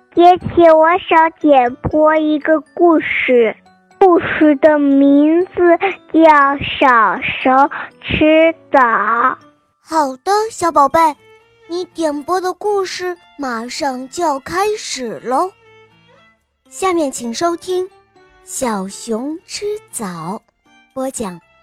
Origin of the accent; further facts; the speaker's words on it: Suzhou, Jiangsu, China; 我来自苏州，我，我今年四岁了